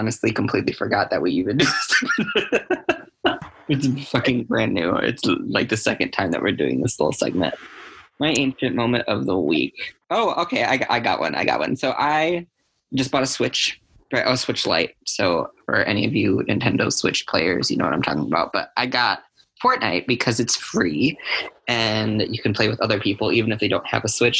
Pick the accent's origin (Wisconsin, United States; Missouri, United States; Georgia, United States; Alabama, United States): Wisconsin, United States; Janesville; my hometown here in good old Janesville, Wisconsin